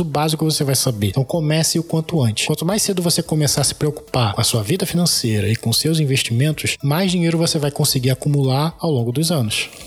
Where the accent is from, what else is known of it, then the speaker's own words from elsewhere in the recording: Brazil; como bom brasileiro que sou